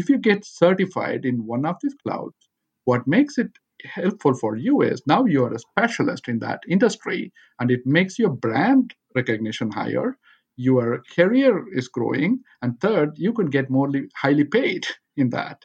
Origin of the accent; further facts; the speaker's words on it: Chennai, Tamil Nadu, India; moved away as an adult; now in United States; I am originally from Chennai, India